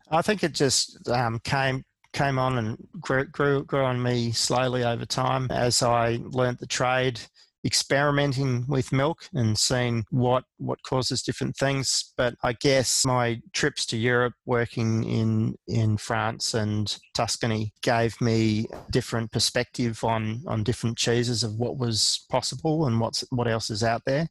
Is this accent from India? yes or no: no; Australia; as an Australian cheesemaker